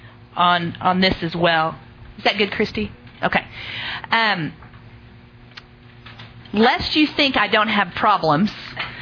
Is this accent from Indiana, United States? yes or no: no; Oklahoma, United States; I'm from Oklahoma.